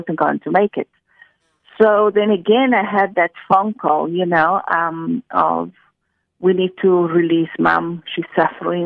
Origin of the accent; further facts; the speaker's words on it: Chile; moved away; I'm from Chile in South America